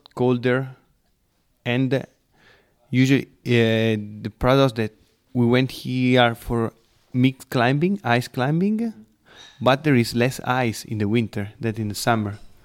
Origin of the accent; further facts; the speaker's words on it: Lake Como, Lombardy, Italy; English is a second language; I'm from Lake of Como